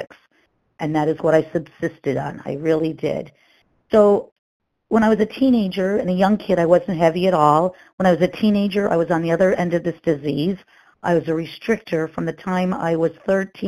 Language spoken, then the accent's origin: English; Massachusetts, United States; I'm from Massachusetts